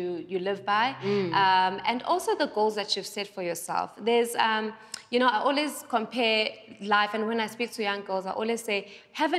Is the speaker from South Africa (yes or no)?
yes; Durban, KwaZulu-Natal, South Africa; now in Johannesburg, South Africa; I am from Durban, I am from a small town